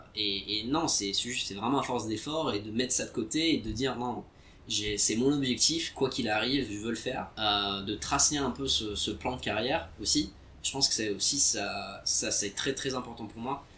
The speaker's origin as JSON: {"language": "French", "town": "Vichy", "region": "Auvergne-Rhône-Alpes", "country": "France", "tie": "born or raised there", "also_born_or_lived": "Algeria / London / Qatar / Singapore", "moved": "as an adult", "said": "en grandissant à Vichy"}